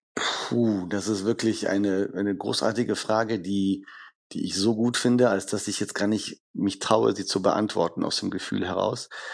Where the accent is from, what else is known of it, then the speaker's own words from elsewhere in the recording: Düsseldorf, North Rhine-Westphalia, Germany; Düsseldorf als meine Heimatstadt